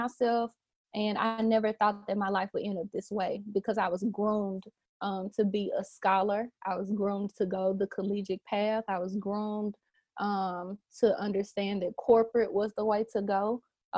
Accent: Memphis, Tennessee, United States; Born and raised in Memphis, grew up in church all my life

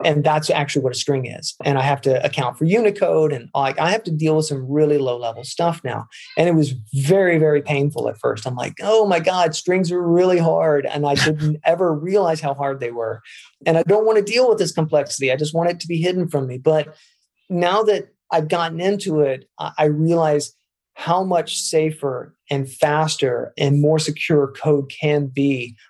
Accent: Mississippi, United States; now in Tucson, United States; I'm from Mississippi.

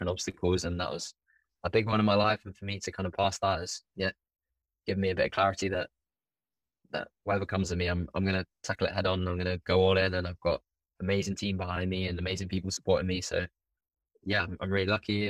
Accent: London, United Kingdom; in London, it's my hometown

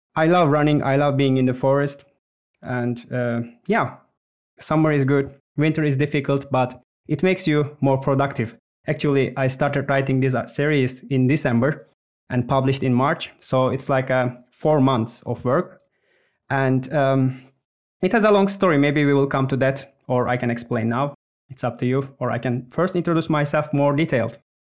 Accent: Turkey; moved away as an adult; now in Finland; I'm from Turkey, but I've been living in Finland for the last eleven years

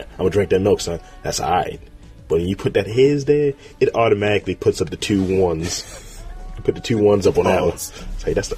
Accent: Baltimore, Maryland, United States; I got a name somewhere in Baltimore that people know. I'm from New York Road Bammers

